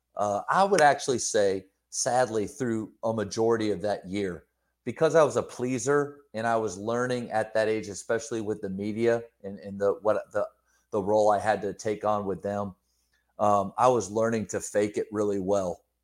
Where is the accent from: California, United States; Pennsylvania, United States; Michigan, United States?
Pennsylvania, United States; moved away; also born or lived in Texas; Growing up in Pennsylvania, moving down to Texas for basketball